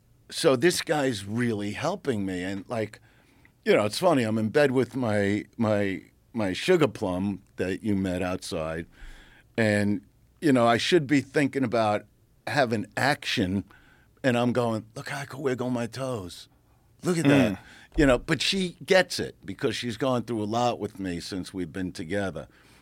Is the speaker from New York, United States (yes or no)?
yes; Brooklyn, New York, United States; I'm from Brooklyn.